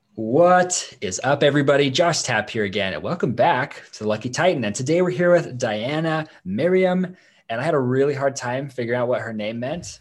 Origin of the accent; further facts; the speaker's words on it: Idaho, United States; here in my hometown